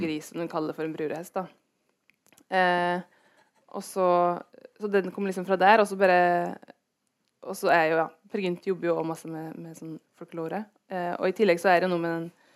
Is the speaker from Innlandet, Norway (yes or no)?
yes; Gudbrandsdalen, Innlandet, Norway; der jeg vokste opp, er det mye rånekultur